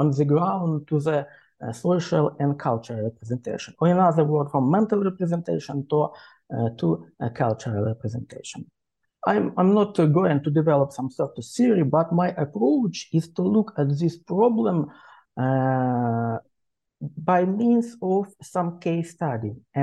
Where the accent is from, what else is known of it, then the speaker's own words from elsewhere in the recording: Ukraine; English is a second language; I'm Ukrainian and I'm an historian by training.